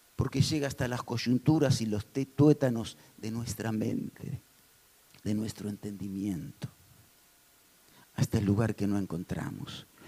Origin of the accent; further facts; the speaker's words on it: Argentina; somos vivos los argentinos